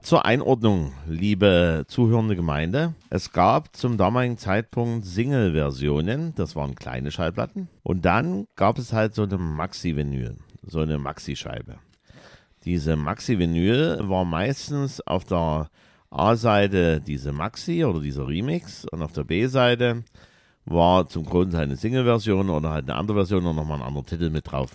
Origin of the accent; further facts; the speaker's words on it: East Germany, Germany; wir sind ja ein bisschen Ossi-Kinder